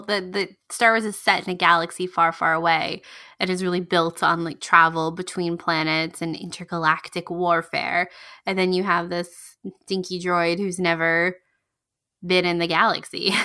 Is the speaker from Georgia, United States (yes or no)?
yes; Georgia, United States; … and I, if you don't know, we lived in, we grew up in Georgia